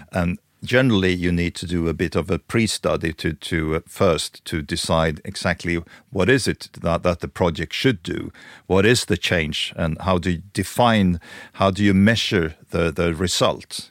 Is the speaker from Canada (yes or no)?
no; Stockholm, Stockholm County, Sweden; I'm born and raised in Stockholm